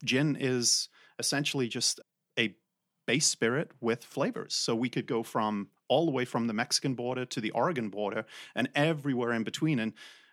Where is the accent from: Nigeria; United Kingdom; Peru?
United Kingdom; England; moved away; I'm from England. That's where this weird accent is from